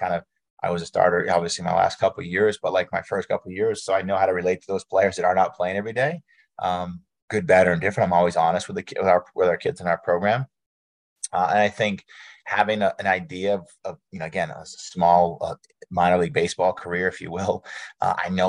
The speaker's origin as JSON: {"language": "English", "town": "Jay", "region": "Maine", "country": "United States", "said": "I'm from Jay, Maine, a very small town"}